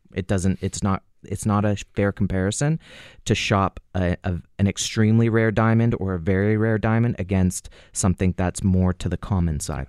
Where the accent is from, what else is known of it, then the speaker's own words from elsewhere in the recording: Canada; as a Canadian, we can, as Canadians